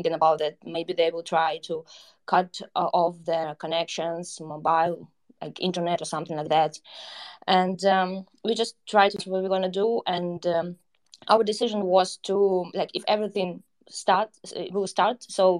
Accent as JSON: {"language": "English", "town": "Horlivka", "region": "Donetsk Oblast", "country": "Ukraine", "tie": "born or raised there", "also_born_or_lived": "Kyiv / Bucha", "second_language": "English", "moved": "as an adult", "lives_now": "Warsaw, Poland", "said": "I was born in Donetsk. Then I grew up in Gorlivka. It's a city in Donbas region. In 2012, I moved to Kyiv because I studied at a university, Savchenko National University of Kyiv."}